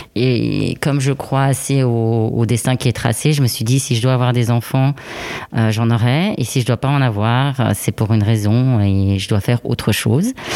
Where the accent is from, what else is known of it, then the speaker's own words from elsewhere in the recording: Switzerland; also born or lived in Italy; je suis suisse et italienne